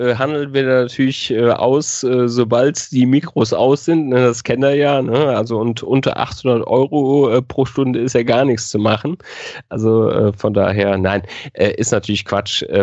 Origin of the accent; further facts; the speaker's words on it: North Rhine-Westphalia, Germany; now in Munich, Germany; Also ich komme aus der Nähe von Köln, das äh, hast du richtig in Erinnerung. Ähm, und ich werde nicht in die Heimat äh, zurückgehen. Ich werde in äh, München bleiben.